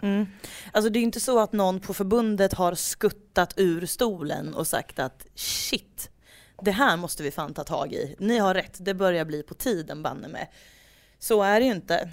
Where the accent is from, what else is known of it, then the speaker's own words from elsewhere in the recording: Degerfors, Örebro County, Sweden; vi växte upp i Degerfors